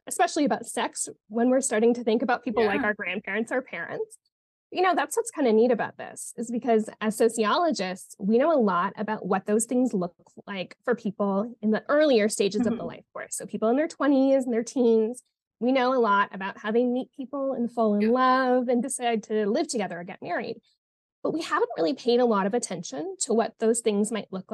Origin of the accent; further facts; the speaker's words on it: Canada; moved away as an adult; also born or lived in Montreal; now in Arizona, United States; I'm originally from Canada